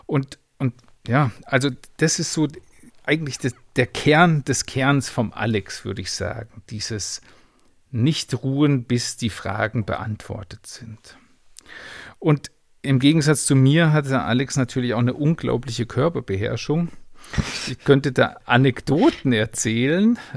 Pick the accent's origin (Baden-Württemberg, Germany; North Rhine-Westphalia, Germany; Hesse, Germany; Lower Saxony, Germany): Baden-Württemberg, Germany; Rheinfelden; wir sind beide äh, in Rheinfelden äh, aufgewachsen an der Schweizer Grenze in der Nähe von Basel.